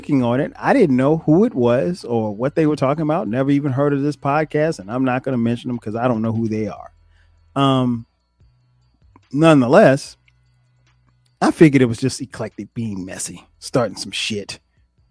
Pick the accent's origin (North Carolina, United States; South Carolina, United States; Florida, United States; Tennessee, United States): South Carolina, United States; Florence; moved away as an adult; now in Atlanta, United States; I grew up in South Carolina, moved here after college